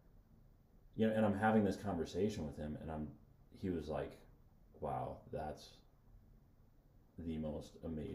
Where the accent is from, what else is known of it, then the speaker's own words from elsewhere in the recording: United States; We are American Christians, not Christian Americans